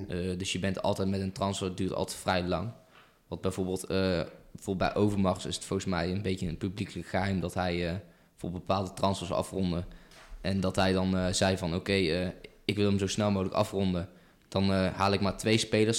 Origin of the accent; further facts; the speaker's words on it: Eindhoven, North Brabant, Netherlands; ik ben een Eindhovense jongen, ik kom uit Eindhoven